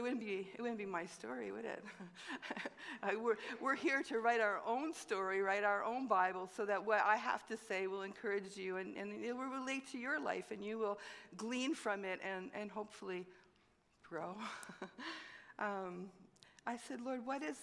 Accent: Montreal, Quebec, Canada; moved away; I grew up in Montreal. I'm a city girl

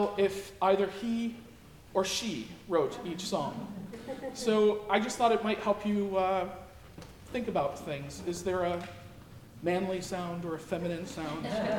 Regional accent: Binghamton, New York, United States; moved away; here in Binghamton, my hometown

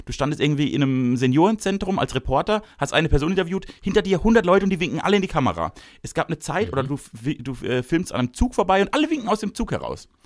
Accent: Baden-Württemberg, Germany; Ich bin nämlich ein großherziger Typ. Ich komme nämlich aus dem Großherzigtum Baden.

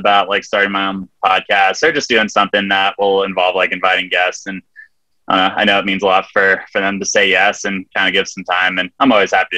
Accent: Big Bear Lake, California, United States; I grew up in Southern California in a small mountain town called Big Bear Lake

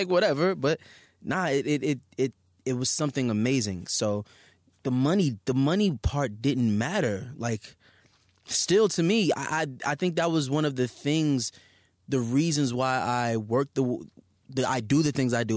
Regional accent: New York City, New York, United States; Staten Island

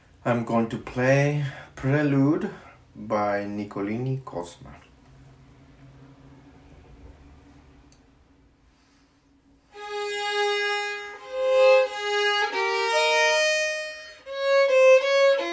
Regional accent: Monterrey, Nuevo León, Mexico; moved away; I grew up in Mexico, in outside of Monterrey City.

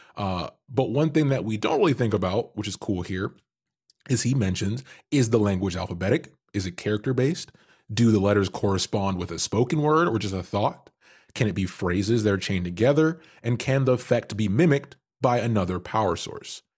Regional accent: Canada; I'm Canadian

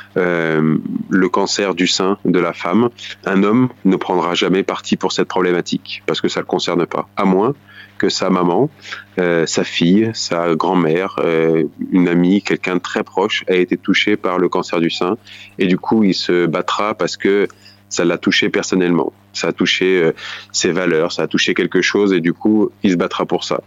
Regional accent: Bourges, Centre-Val de Loire, France; dans la ville où j'ai grandi, à Bourges, en région Centre-Val de Loire

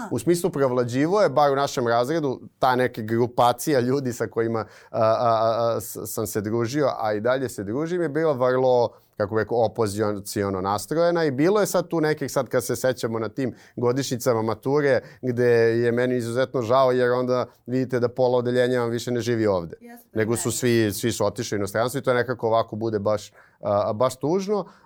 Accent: Belgrade, Serbia; odrastanje na Karaburbi 90-ih

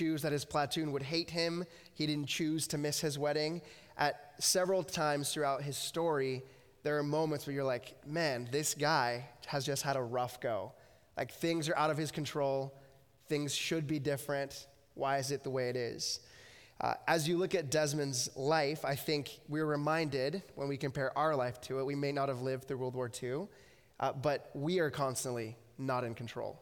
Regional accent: United States; moved away as an adult; now in Abbotsford, Canada; I grew up in the States and then moved up here 9 years ago

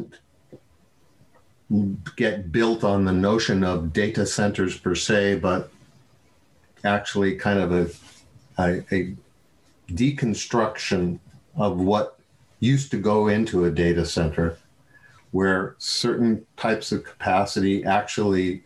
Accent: New Mexico, United States; when I grew up in New Mexico

